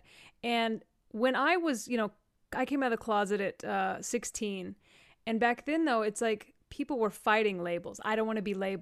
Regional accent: Amarillo, Texas, United States; I grew up in Amarillo, Texas

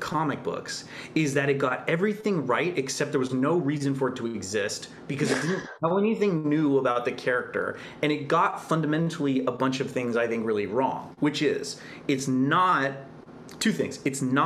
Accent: Canada; as a Canadian

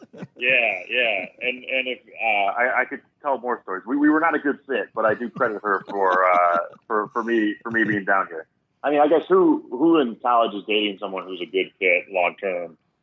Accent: New Holstein, Wisconsin, United States; moved away as an adult; also born or lived in Sheboygan, Wisconsin / Oshkosh, Wisconsin; now in Chicago, United States; I grew up in Wisconsin

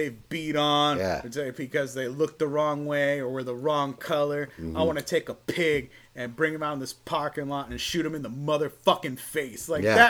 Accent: Spring Valley, United States; Being a white dude growing up in Spring Valley, it's like you're white, but you've seen some shit.

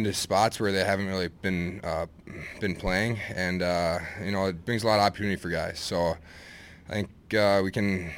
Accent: Eagan, Minnesota, United States; also born or lived in Duluth, Minnesota; I'm originally from Eagan, Minnesota. It's just about 10 minutes south of the cities

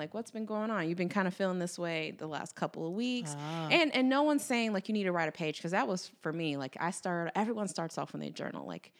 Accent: the South, United States; Like, we were raised in the South, like, you hold open the door for someone behind

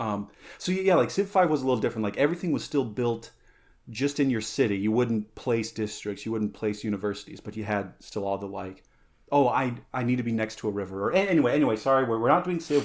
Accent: San Luis Valley, Colorado, United States; moved away; growing up, uh, in the San Luis Valley, growing up in Colorado

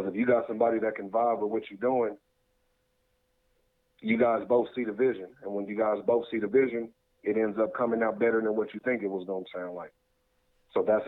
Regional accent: Kansas City, Kansas, United States; also born or lived in Colorado; now in Wichita, United States; I'm originally from Kansas City, Kansas, from Wyandotte. And I moved out to Colorado.

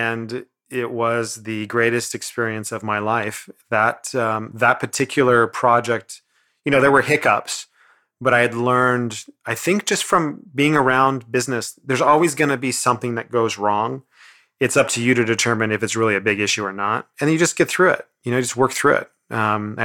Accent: Grass Valley, California, United States; I'm from Grass Valley. I'm from this town of like nobody.

